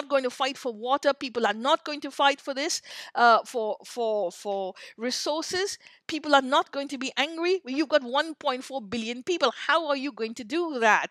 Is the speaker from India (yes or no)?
yes; India; I grew up in India